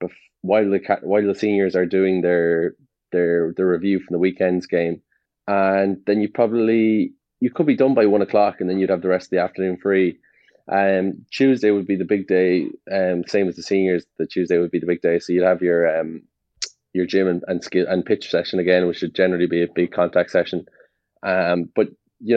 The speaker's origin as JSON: {"language": "English", "town": "Galway", "region": "Connacht", "country": "Ireland", "tie": "born or raised there", "also_born_or_lived": "Italy", "moved": "as an adult", "said": "these guys were my hometown team"}